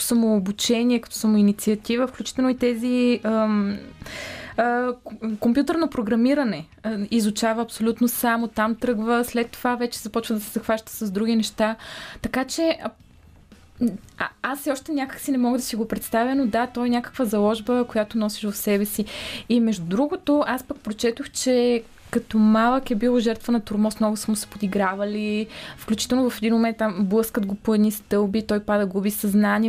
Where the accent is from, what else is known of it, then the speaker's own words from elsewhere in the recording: the North-West, Northwestern Bulgaria, Bulgaria; moved away; аз съм от Северо-Запада